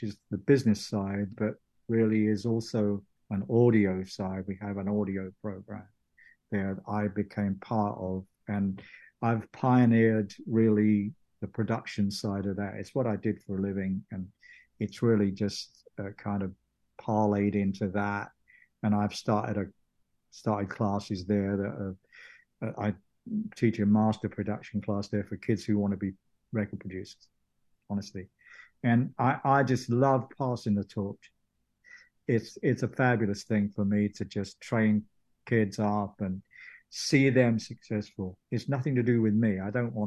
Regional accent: England, United Kingdom; moved away as an adult; now in Tennessee, United States; my home country

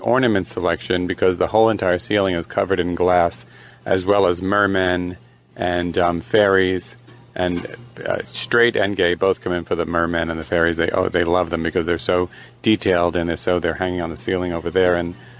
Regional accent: New York City, New York, United States; now in Wilton Manors, United States; I'm from Brooklyn

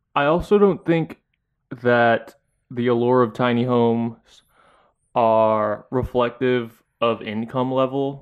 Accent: Philippines; now in United States; as a Filipino person back there

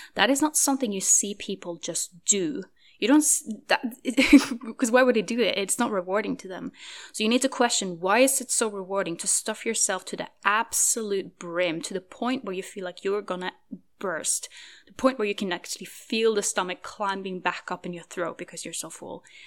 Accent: Norway; moved away; I am currently in Norway, which is my home country

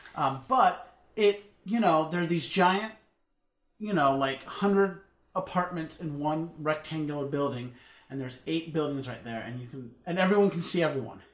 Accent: United States

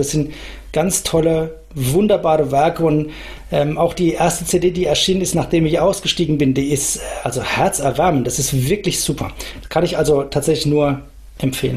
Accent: Franconia, Aschaffenburg district, Bavaria, Germany; now in Nuremberg, Germany; ich bin selber Franke, insofern ähm, ich kenne das vielleicht schon irgendwoher, weil unser, unser Landkreis Aschaffenburg und die Spessarte

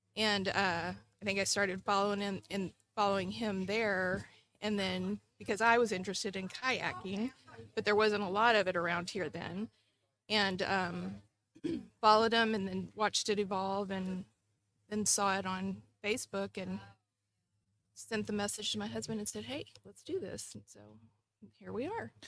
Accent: Bay City, Texas, United States; moved away as an adult; also born or lived in Panama / England / Nebraska; I grew up in Bay City, so right here in Matagorda

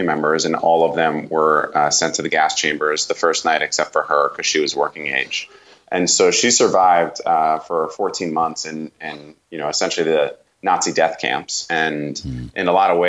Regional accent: Northeast, United States; I grew up in the Northeast

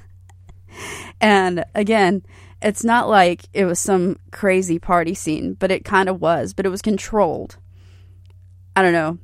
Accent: Hilton Head, South Carolina, United States; I'm originally from Hilton Head, South Carolina. I had the great, great fortune of spending the first five years of my life on a houseboat

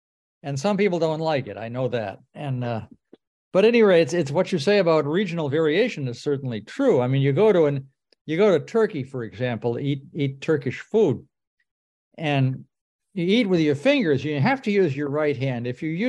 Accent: Boston, Massachusetts, United States; now in Aiken, United States; I grew up in Boston, and my mother prepared cornbread a lot.

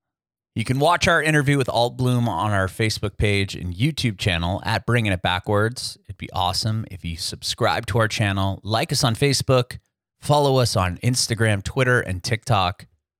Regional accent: San Diego, California, United States; now in Nashville, United States; I grew up in San Diego

